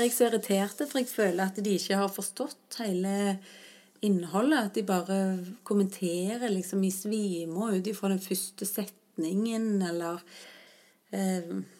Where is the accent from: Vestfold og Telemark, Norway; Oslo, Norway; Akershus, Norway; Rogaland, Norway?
Rogaland, Norway; Stavanger; rundt Mosvannet i Stavanger, der jeg vokste opp.